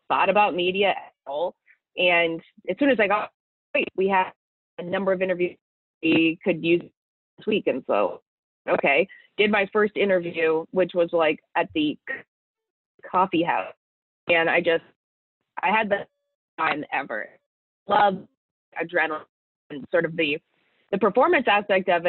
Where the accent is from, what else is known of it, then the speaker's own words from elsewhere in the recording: Toronto, Ontario, Canada; also born or lived in London, United Kingdom; I'd been pretty much sheltered my entire life growing up in North Toronto.